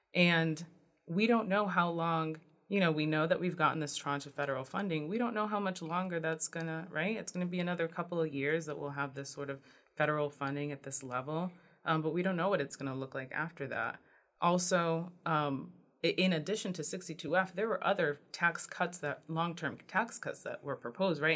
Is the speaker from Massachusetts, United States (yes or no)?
yes; New Bedford, Massachusetts, United States; I grew up in New Bedford.